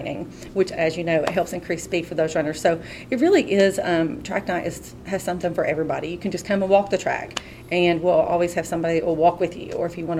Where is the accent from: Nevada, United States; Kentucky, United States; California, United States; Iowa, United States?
Kentucky, United States; Pikeville; also born or lived in Lexington, Kentucky; I was born and raised in Pikeville, but I went to Lexington for a couple years to study at University of Kentucky